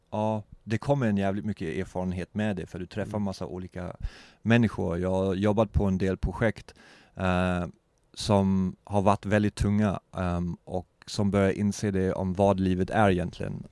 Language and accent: Swedish; Germany; Swedish is a second language; moved away; also born or lived in Eksjö, Sweden / Vimmerby, Sweden / Hamburg, Germany / Berlin, Germany; jag är uppvuxen och född bakom muren